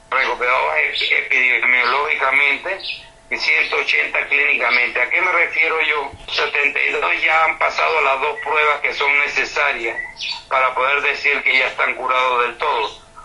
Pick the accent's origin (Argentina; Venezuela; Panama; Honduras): Panama; also born or lived in Mexico